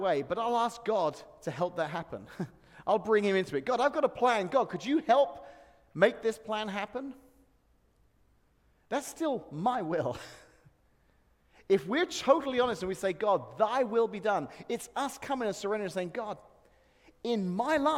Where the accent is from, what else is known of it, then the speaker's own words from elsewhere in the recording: England, United Kingdom; now in Peoria, United States; this Englishman, it's like a little taste of home